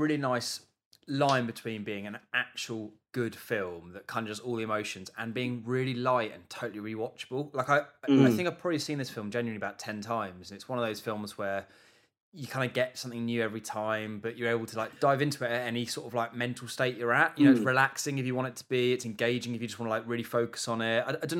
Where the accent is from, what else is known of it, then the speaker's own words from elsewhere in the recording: England, United Kingdom; I had a great childhood growing up in England.